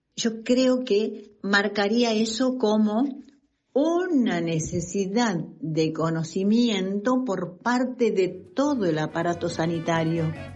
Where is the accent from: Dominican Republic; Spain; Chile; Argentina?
Argentina; Tucumán; tucumana, en el Gran San Miguel de Tucumán.